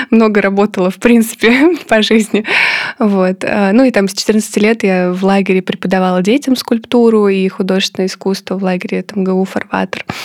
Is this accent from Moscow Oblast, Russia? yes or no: yes; Korolyov, Moscow Oblast, Russia; я выросла в подмосковном Королеве